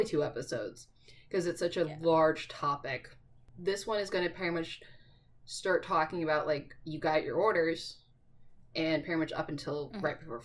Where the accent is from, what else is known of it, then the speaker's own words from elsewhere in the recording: East Coast, United States; moved away; growing up on the East Coast